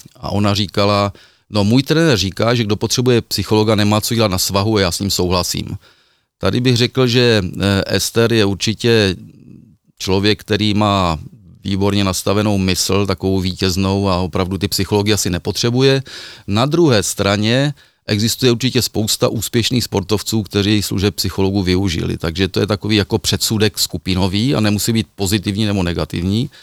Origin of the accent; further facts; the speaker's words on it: Ostrava, Moravian-Silesian Region, Czechia; u nás v Ostravě na Třinecku